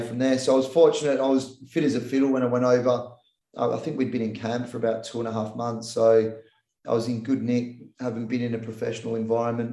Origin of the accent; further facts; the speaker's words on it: Australia; I was an Aussie kid, and I classified myself as an Aussie, but grew up with English heritage